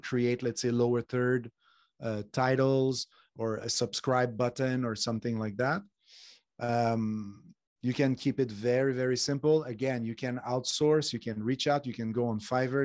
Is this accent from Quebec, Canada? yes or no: yes; Montreal, Quebec, Canada; now in Spain; I'm from Montreal. I live in Spain